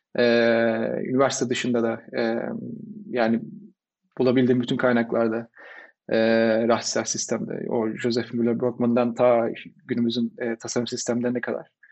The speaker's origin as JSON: {"language": "Turkish", "town": "Izmir", "region": "İzmir", "country": "Turkey", "tie": "born or raised there", "moved": "as an adult", "said": "ben İzmirliyim. İzmir'de doğdum, büyüdüm."}